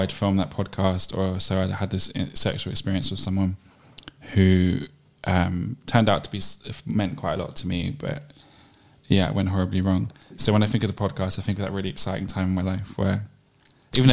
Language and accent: English; London, United Kingdom; I grew up in Southeast London in a place called Eltham